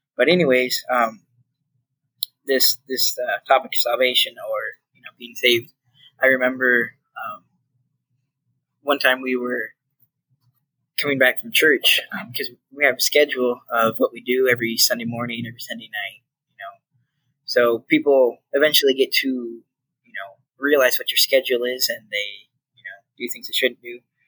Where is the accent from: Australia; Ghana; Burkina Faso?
Ghana; My parents were called to be missionaries to Ghana, West Africa. And so that's where I grew up. I grew up in Africa, and it was exciting.